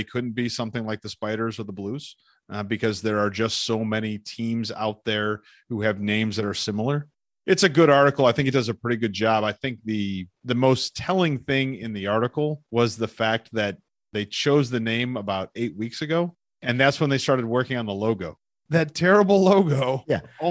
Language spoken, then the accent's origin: English; Cleveland, Ohio, United States; moved away; I haven't lived there in 20 years. It's still my hometown